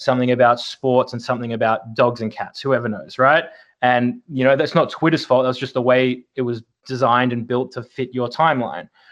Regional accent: Melbourne, Victoria, Australia; moved away as an adult; Born and raised in Melbourne, Australia

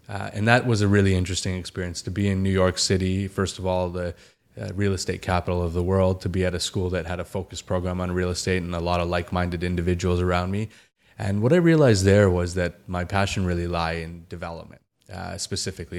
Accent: Calgary, Alberta, Canada; growing up in Calgary, Alberta, which is where I was born and raised

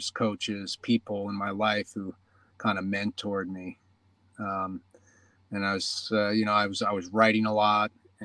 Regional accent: New York, United States; moved away as an adult; also born or lived in Los Angeles; I grew up in New York.

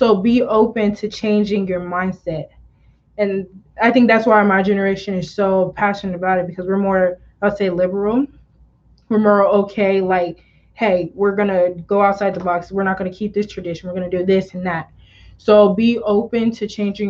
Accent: DR Congo; I'm Congolese and I'm a proud Congolese.

